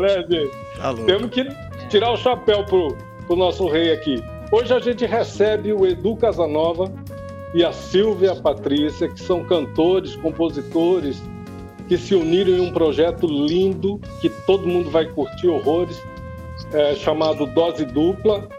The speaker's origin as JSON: {"language": "Portuguese", "town": "Campo Grande", "region": "Mato Grosso do Sul", "country": "Brazil", "tie": "born or raised there", "said": "Eu nasci aqui em Campo Grande"}